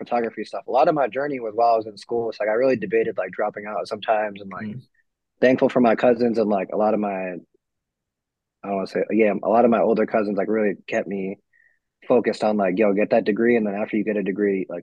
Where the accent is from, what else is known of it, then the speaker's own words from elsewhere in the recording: New York, United States; now in Texas, United States; I'm originally from New York, so I went back home.